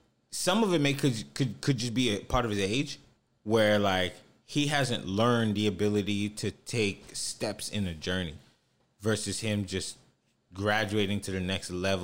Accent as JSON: {"language": "English", "region": "Texas", "country": "United States", "said": "We're from Texas. We love the Cowboys, period."}